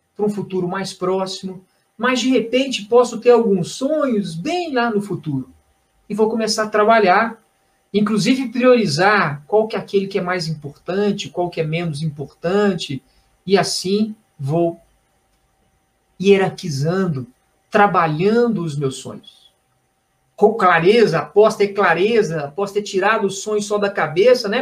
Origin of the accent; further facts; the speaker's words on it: Belo Horizonte, Minas Gerais, Brazil; Eu sou de Belo Horizonte, estou aqui em Belo Horizonte